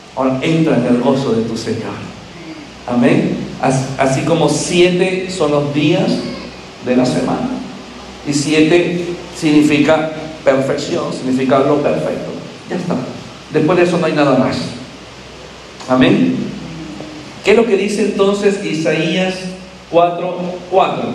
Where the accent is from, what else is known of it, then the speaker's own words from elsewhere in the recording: Andalusia, Spain; soy andaluz